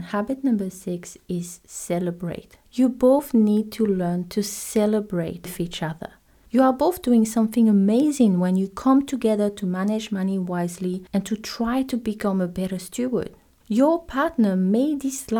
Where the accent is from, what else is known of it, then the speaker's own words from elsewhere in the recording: French Polynesia; moved away; I'm from Tahiti.